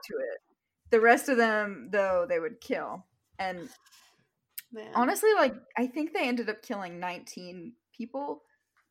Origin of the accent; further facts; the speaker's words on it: New England, United States; I grew up in New England